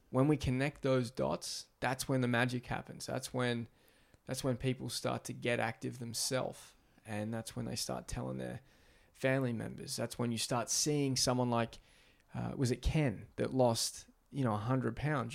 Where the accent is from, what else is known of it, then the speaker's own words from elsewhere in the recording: Australia; moved away; growing up in Australia